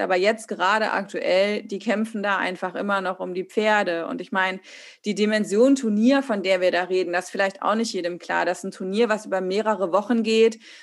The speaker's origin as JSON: {"language": "German", "region": "Hesse", "country": "Germany", "said": "Wir kommen aus der gleichen Region in Hessen"}